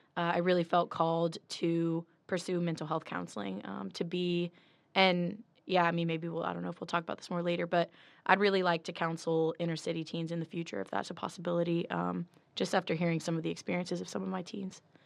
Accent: South Louisiana, United States; moved away; I'm from South Louisiana

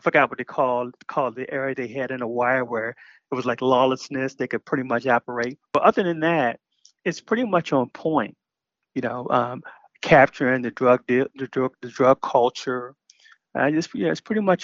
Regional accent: Baltimore, Maryland, United States; I grew up in Baltimore, you know, where I lived on Park Heights Avenue

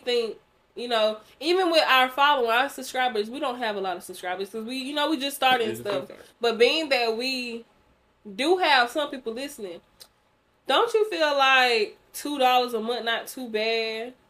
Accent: Bennettsville, South Carolina, United States; I know we're from Bennettsville.

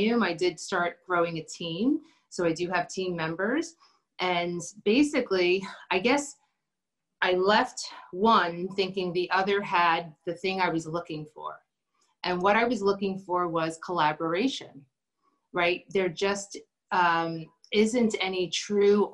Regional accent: New York City, New York, United States; moved away as an adult; also born or lived in New Jersey; now in Chester County, Pennsylvania, United States; We're originally from Brooklyn

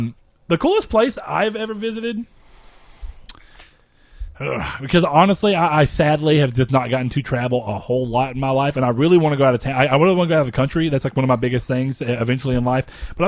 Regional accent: Hawaii, United States; born there; I was born in Hawaii, so I went back there as part of my graduation slash 18th birthday present

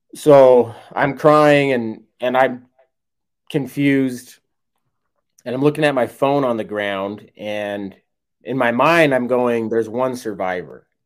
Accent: West Jordan, Utah, United States; now in St. George, United States; I'm from Utah

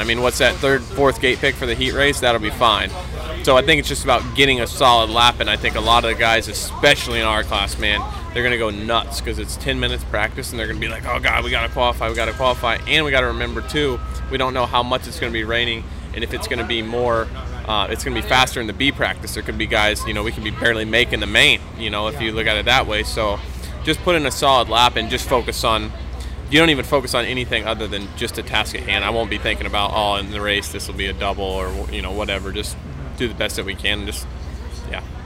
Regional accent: Florida, United States; I, I grew up in Florida

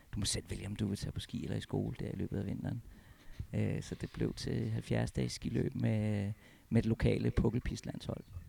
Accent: Copenhagen, Capital Region of Denmark, Denmark; moved away as an adult; also born or lived in Alps; now in Hornbæk, Denmark; jeg er oprindelig fra København

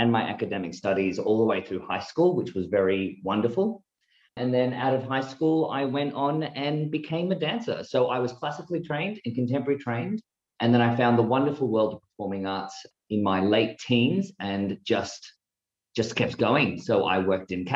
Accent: small country town in Victoria, Australia; born or raised there

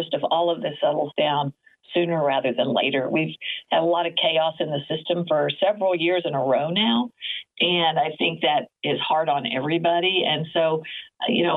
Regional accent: Oklahoma, United States; moved away; also born or lived in West Coast; I grew up being in Oklahoma. We didn't have our own professional sports team, so I was absolutely a Cowboys fan growing

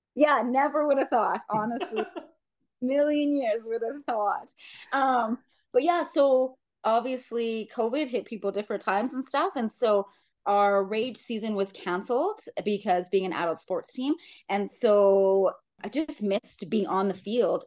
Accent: Saskatchewan, Canada; moved away as an adult; now in Calgary, Canada; growing up in Saskatchewan

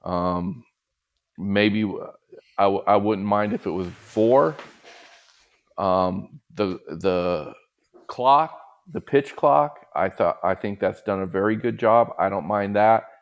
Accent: Southern California, United States; growing up in Southern California

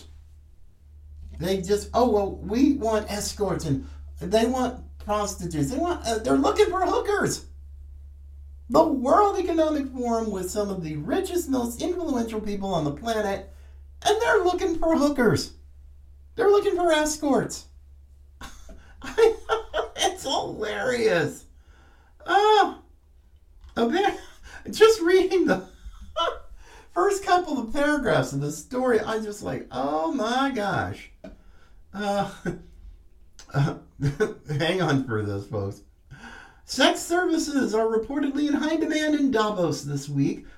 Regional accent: North Carolina, United States; coming from my home state, I'm a fifth generation Tar Heel and proud of it

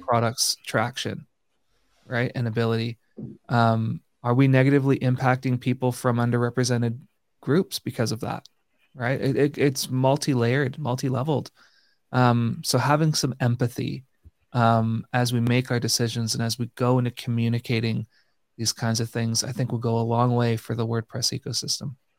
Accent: Canada; being a Canadian

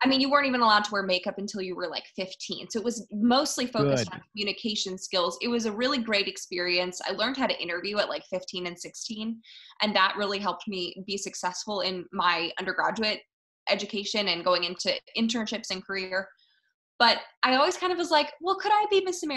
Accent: outside of Philadelphia, Pennsylvania, United States; I grew up outside of Philadelphia

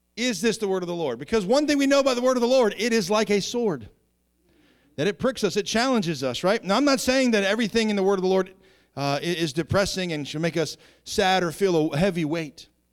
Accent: Southeastern Virginia, United States; I grew up in Southeastern Virginia by a bunch of hillbillies and rednecks.

